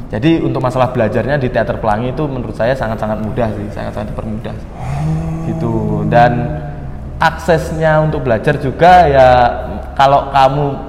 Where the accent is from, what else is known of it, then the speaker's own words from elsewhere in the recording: Blitar, East Java, Indonesia; moved away as an adult; now in Malang, Indonesia; saya perantau dari Blitar. Saya masuk ke Malang ini untuk kuliah